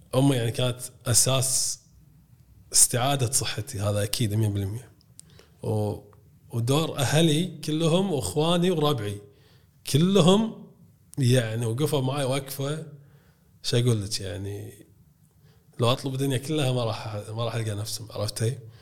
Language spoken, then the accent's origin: Arabic; Kuwait; عندنا بالكويت